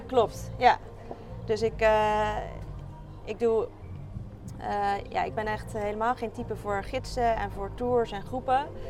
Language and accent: Dutch; Rotterdam, South Holland, Netherlands; Ik kom uit Rotterdam en daar werk ik als longarts in opleiding